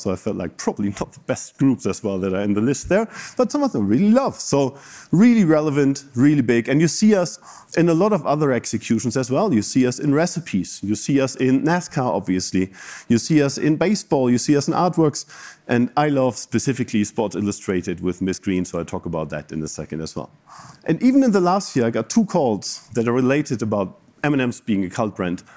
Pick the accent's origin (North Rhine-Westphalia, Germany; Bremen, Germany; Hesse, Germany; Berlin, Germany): Bremen, Germany; moved away as an adult; also born or lived in Japan; now in Chicago, United States; My hometown is Bremen